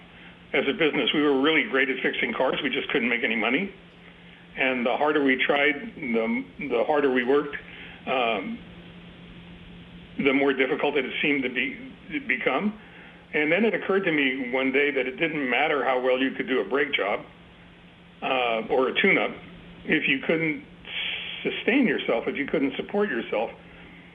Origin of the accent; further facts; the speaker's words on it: New York City, New York, United States; moved away; also born or lived in Santa Monica, California; we're from Brooklyn